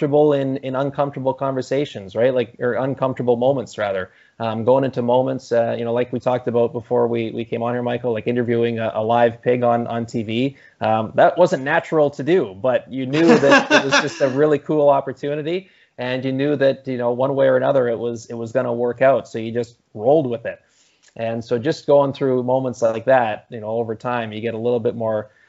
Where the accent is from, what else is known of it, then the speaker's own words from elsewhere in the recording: Campbell River, British Columbia, Canada; my hometown of Campbell River over on Vancouver Island